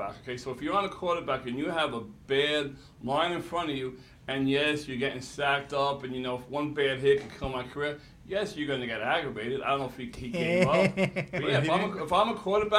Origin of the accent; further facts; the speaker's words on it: New York, United States; I'm from New York